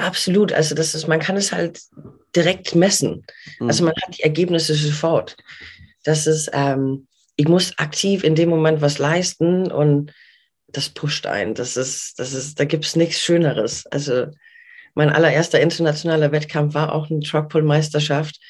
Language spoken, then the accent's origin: German; Denmark; now in Hamburg, Germany; ich bin gebürtige Dänin und mhm. bin vor ein bisschen mehr als 20 Jahren in Deutschland gelandet